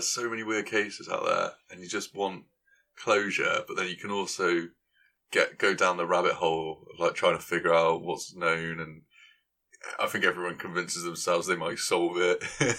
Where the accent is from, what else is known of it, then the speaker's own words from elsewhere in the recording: Gloucester, South West England, United Kingdom; I am from Gloucester.